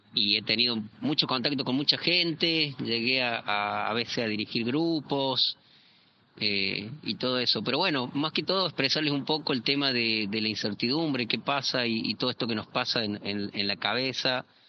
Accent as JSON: {"language": "Spanish", "region": "Córdoba", "country": "Argentina", "also_born_or_lived": "southern Argentina", "moved": "yes", "lives_now": "Chile", "said": "yo soy cordobés, eh, actualmente estoy viviendo en Chile, eh, viví en el sur de Argentina también"}